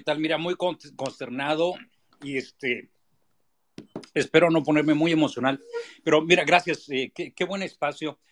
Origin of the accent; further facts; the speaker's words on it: Mexico; somos capaces los mexicanos